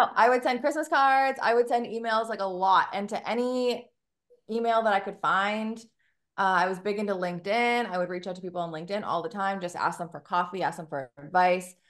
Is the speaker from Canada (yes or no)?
yes; Canada; moved away as an adult; now in Memphis, United States; I'm Canadian